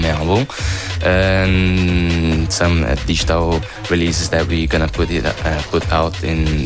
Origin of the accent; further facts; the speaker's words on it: São Paulo, Brazil; Yes, I'm from Sao Paulo.